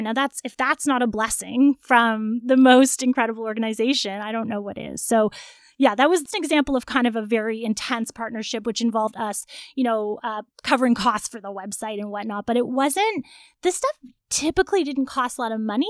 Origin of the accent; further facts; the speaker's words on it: Toronto, Ontario, Canada; I'm from Toronto